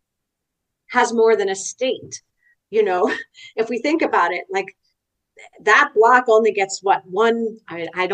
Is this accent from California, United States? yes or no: no; New York City, New York, United States; I grew up in New York City